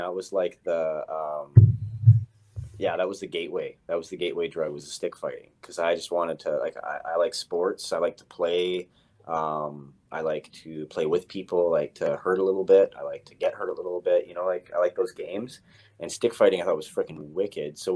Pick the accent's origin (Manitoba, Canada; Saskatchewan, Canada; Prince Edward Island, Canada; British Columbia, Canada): British Columbia, Canada; Victoria; I grew up here in Victoria.